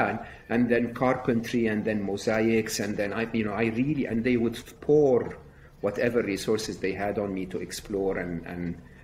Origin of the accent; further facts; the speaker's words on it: Egypt; I was raised in Egypt, educated in public schools, public university